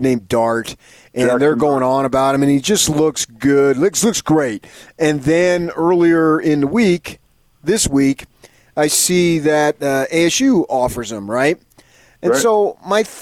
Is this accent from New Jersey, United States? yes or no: yes; Parsippany, New Jersey, United States; growing up on Tioga Avenue in Parsippany, New Jersey